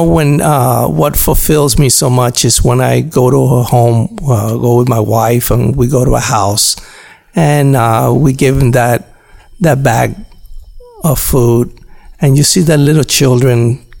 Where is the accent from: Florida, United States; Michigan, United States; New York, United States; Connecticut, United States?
Florida, United States; Dade County; moved away; I'm from Dade County